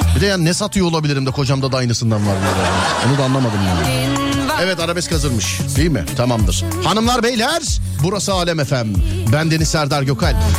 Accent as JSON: {"language": "Turkish", "region": "Istanbul", "country": "Turkey", "said": "biz İstanbulluyuz."}